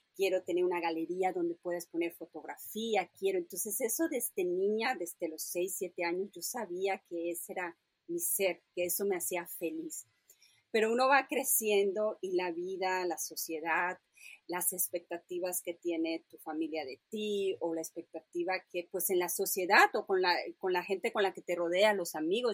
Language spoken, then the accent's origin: Spanish; Mérida, Yucatán, Mexico; moved away; crecí, nací en Mérida, Yucatán